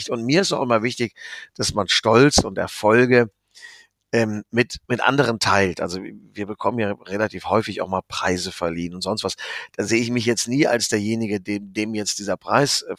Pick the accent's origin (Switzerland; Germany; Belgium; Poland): Germany; Rhineland; Ich bin Rheinländer, wie du weißt. Und äh, wir sind ja hier sowieso die Kalifornier Deutschlands.